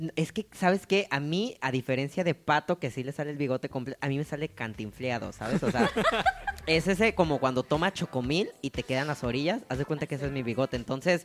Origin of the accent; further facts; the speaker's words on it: Mexico; como mexicanos